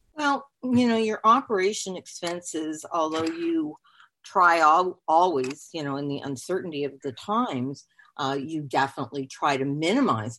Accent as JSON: {"language": "English", "country": "Canada", "moved": "yes", "lives_now": "Hollywood, Florida, United States", "said": "I am Canadian"}